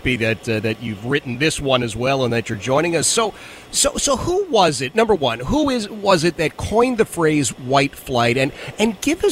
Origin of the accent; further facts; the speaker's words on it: Philadelphia, Pennsylvania, United States; I grew up in Philadelphia